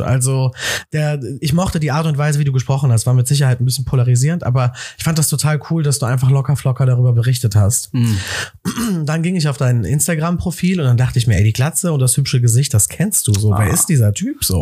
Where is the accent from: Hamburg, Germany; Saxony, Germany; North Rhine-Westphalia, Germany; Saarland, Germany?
North Rhine-Westphalia, Germany; Cologne; also born or lived in Amsterdam; ich bin in Köln groß geworden